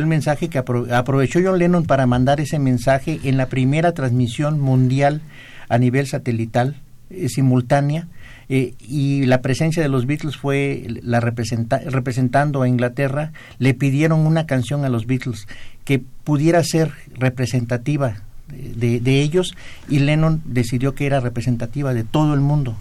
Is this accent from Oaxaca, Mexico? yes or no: yes; Juchitán, Oaxaca, Mexico; moved away; la tierra de mis paisanos